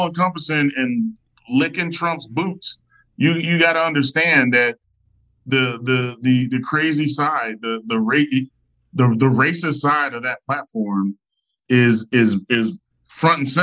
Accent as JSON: {"language": "English", "town": "St. Louis", "region": "Missouri", "country": "United States", "said": "I'm from St. Louis"}